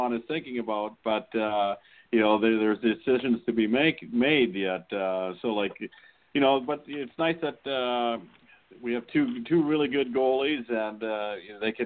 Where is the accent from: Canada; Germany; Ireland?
Canada; Saskatchewan; moved away; Brad McCrimmon and I grew up together in Saskatchewan